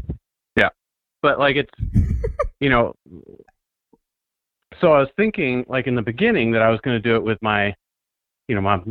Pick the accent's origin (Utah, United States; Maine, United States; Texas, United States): Maine, United States; moved away as an adult; I grew up in, I was born and raised in Maine, so you know, I'm way out in the bush there, and so my actual voice is a little bit like this.